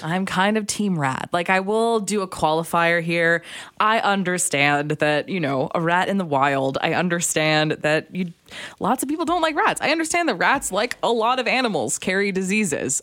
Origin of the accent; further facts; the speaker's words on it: Alberta, Canada; also born or lived in Calgary, Alberta; now in British Columbia, Canada; I'm from Alberta, this has to come up once a show is that I'm from Alberta